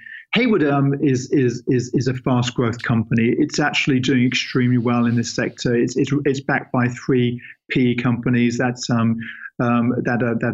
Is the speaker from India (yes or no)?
no; England, United Kingdom; He's an English guy, just like myself